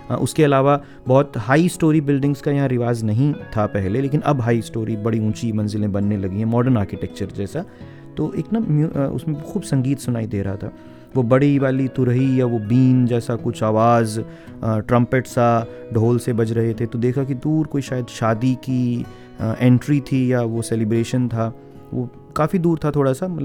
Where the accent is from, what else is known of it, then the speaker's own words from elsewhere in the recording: Haryana, India; first language Haryanvi; Hindi is a second language; मैं हरियाणवी जो गाने हैं उनको हरियाणवी में ही बोल के आपको सुनाऊँ जो मेरी मातृभाषा है जिसमें घर पे बात करते हैं बाहर हिंदी में बात करते हैं